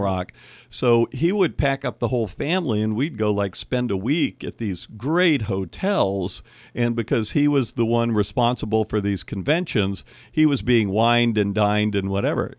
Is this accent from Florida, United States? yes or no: yes; Miami, Florida, United States; also born or lived in Cleveland; now in Napa Valley, United States; we moved from Cleveland to Miami in, like, nineteen fifty-seven